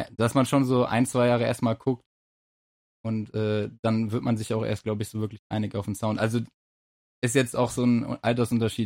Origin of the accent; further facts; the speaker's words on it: Essen, North Rhine-Westphalia, Germany; wir kommen ja auch aus Essen